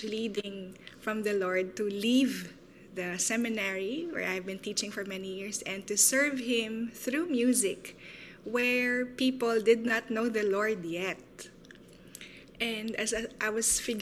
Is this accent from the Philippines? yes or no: yes; Philippines; from the Philippines, serving in the area of ethno-arts and orality